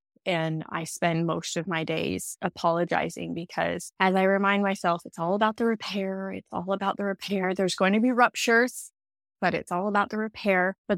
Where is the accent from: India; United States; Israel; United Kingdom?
United States; accent: American; moved away as an adult; now in Australia; you may hear, I have an American accent, but I refer to living in Australia. Well, that's because I am originally from America. I've lived in Australia for 10 years.